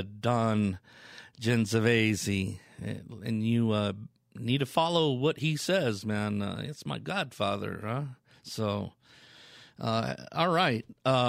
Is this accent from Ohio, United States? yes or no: no; Colorado Springs, Colorado, United States; I have a cabin here in Colorado. That's where I'm from. And a little bit about me. Born and raised in Colorado, Colorado Springs, Colorado.